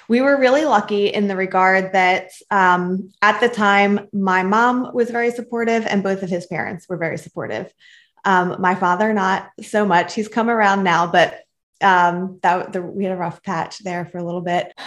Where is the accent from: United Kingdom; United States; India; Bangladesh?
United States; Philadelphia, Pennsylvania; So I was born and raised in Philadelphia, Pennsylvania, um, Northeast Philly